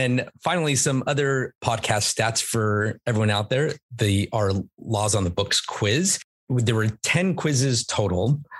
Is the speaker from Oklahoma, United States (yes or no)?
no; California, United States; also born or lived in Buena Park, California / Murrieta, California; now in San Diego, United States; Born and raised in California, and went to school at UCSD. So that was my first foray into San Diego. I lived in Buena Park and then Murrieta, and then I went to college for UCSD.